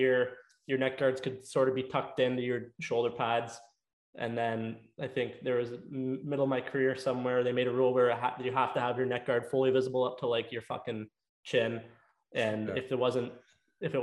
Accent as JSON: {"language": "English", "town": "Leamington", "region": "Ontario", "country": "Canada", "tie": "born or raised there", "also_born_or_lived": "Windsor, Ontario", "said": "I grew up in Leamington playing minor hockey there, South Point Capitals"}